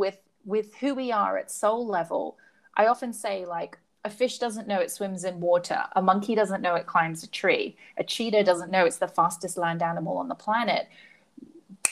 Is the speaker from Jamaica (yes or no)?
no; Hong Kong; And I grew up in Hong Kong, so it's tall, shiny buildings and real estate